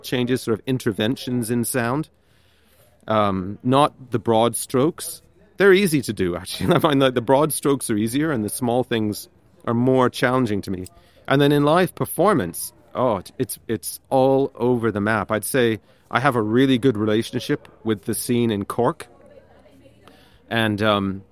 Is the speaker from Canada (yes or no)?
yes; Canada; moved away as an adult; now in Limerick, Ireland; I grew up in Canada, but I've been living 13 years in Limerick